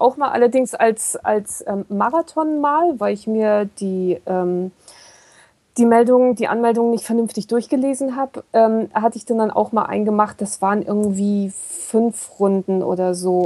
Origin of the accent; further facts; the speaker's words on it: Kiel, Schleswig-Holstein, Germany; ich komme nur aus Kiel, ich bin echt Seeratte